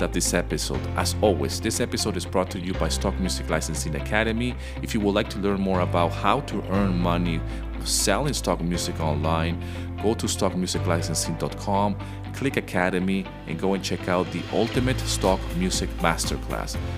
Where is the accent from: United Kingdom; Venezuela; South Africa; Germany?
Venezuela; I grew up in Venezuela